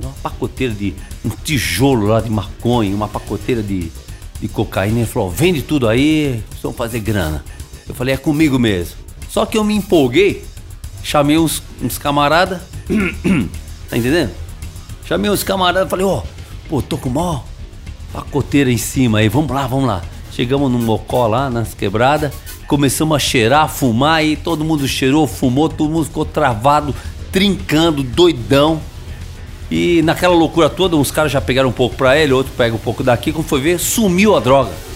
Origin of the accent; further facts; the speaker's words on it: São Paulo, Brazil; moved away; eu sou de São Paulo, nasci em São Paulo, na capital